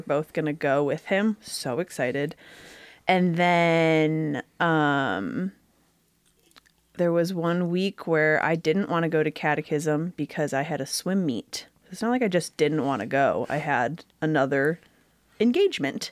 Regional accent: Grosse Pointe, Michigan, United States; I was born in Grosse Pointe, Michigan.

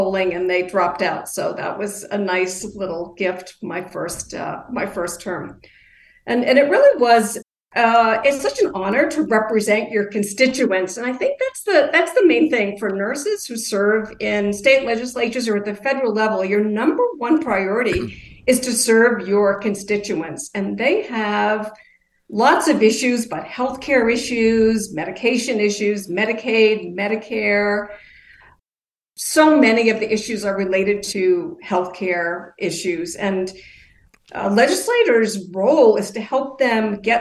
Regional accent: Maine, United States; also born or lived in Maryland; returned to my home state of Maine

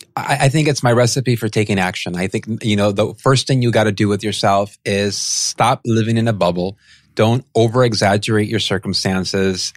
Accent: San Pedro, California, United States; I grew up in San Pedro, California

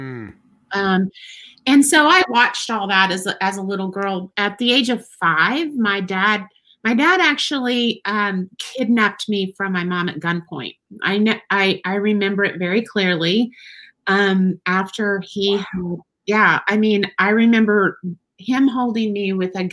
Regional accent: West Texas, United States; also born or lived in Weatherford, Oklahoma; born in Weatherford, Oklahoma, but I was raised in West Texas. I'm a West Texas girl, diehard. I grew up all over West Texas

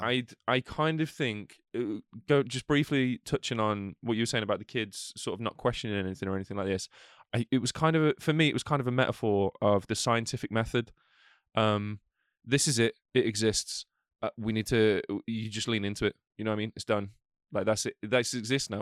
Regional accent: United Kingdom; we're British as well.

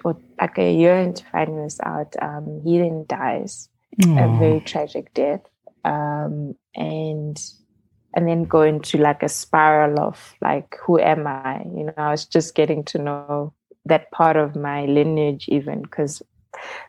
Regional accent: Midrand, Gauteng, South Africa; the chunk of growing up was actually in Midrand on the plot

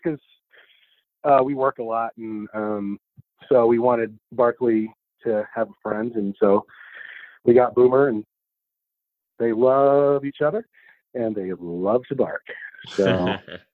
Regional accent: Odessa, Texas, United States; moved away as an adult; also born or lived in Austin, Texas; now in Albuquerque, United States; That's my hometown. That's where I grew up

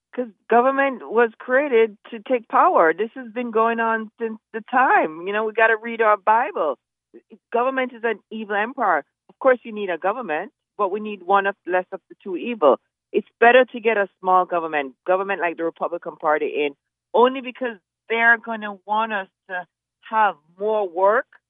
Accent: Jamaica; now in United States; I grew up in Jamaica

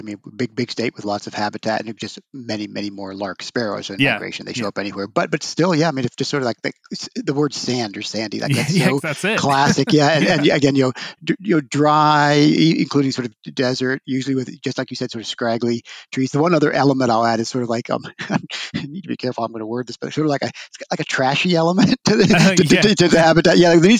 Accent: Pennsylvania, United States; now in Colorado, United States; my home state of Pennsylvania

